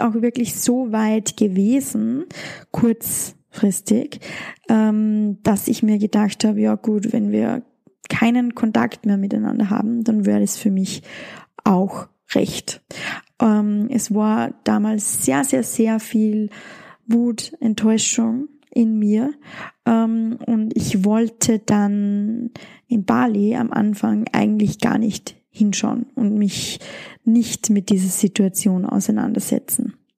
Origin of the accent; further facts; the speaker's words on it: Austria; bei uns in Österreich